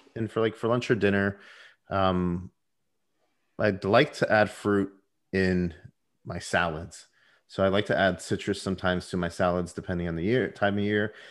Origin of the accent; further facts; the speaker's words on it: Puerto Rico; I was born in Puerto Rico. I was raised in the Puerto Rican culture to an extent.